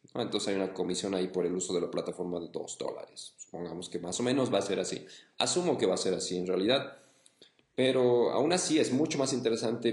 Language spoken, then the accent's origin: Spanish; Bolivia; mi país, en Bolivia